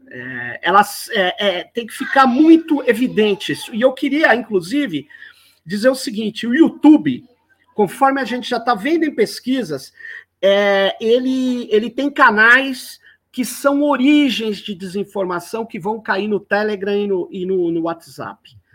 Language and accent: Portuguese; São Paulo, Brazil; Manu, eu, eu, eu sou de São Paulo, que é conhecido como Tuca, Tucanistão.